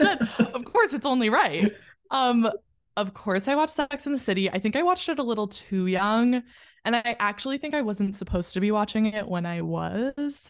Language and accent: English; a western suburb outside of Chicago, Illinois, United States; now in New York, United States; I grew up in a western suburb outside of Chicago.